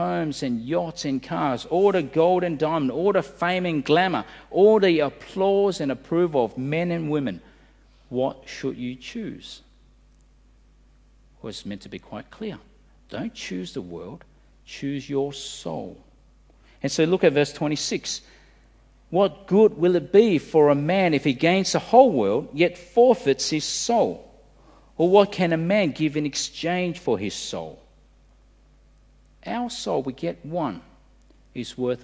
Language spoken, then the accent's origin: English; Australia; As an Australian